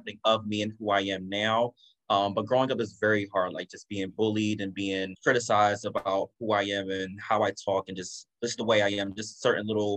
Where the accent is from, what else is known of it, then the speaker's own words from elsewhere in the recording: United States; So I am Jamaican American. So I grew up here, was born here. Both my parents are from Jamaica.